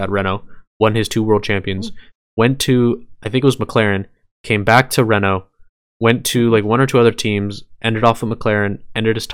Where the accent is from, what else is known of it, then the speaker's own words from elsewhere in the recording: Canada; we're Canadian.